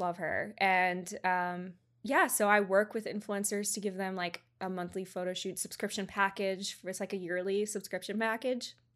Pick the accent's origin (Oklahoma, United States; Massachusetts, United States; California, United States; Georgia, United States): Georgia, United States; moved away as an adult; now in Orlando, United States; I'm originally from Georgia, um, hometown was very, very small.